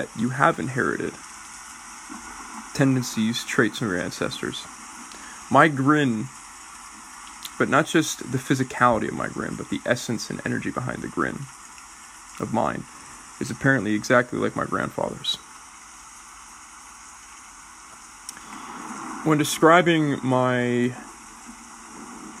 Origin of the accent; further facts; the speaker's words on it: Oakland, California, United States; I grew up in Oakland, California, and I grew up with quite a bit of Californian culture, quite a bit of Oakland culture